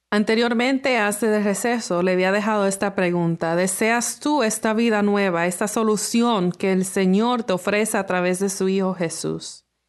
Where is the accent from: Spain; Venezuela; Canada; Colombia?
Canada; Toronto, Ontario; nací aquí en Toronto, Canadá, soy, soy hija de padres dominicanos